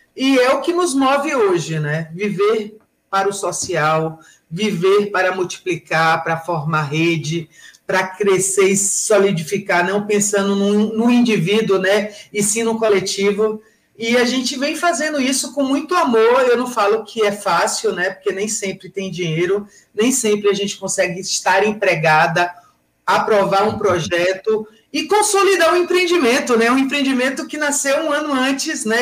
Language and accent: Portuguese; Salvador, Bahia, Brazil; moved away as an adult; now in São Paulo, Brazil; Eu sou nascida em Salvador, vim para cá com 26 anos de idade